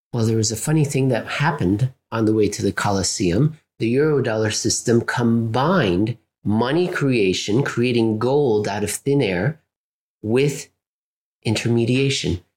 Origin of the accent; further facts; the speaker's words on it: United States; as an American